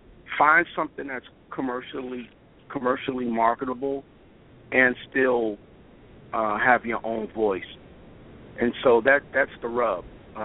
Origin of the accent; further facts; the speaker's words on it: Brooklyn, New York, United States; I'm from Brooklyn.